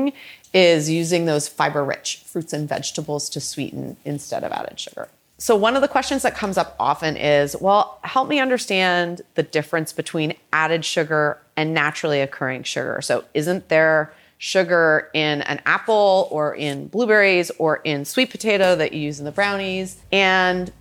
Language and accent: English; Toronto, Ontario, Canada; also born or lived in Boston; now in San Francisco, United States; So I am a Canadian girl. I grew up in Toronto and I came to the US by way of Boston, and I now live in San Francisco